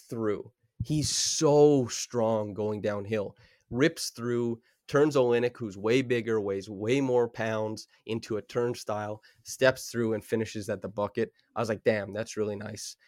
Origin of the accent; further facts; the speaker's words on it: Saskatchewan, Canada; I grew up in Saskatchewan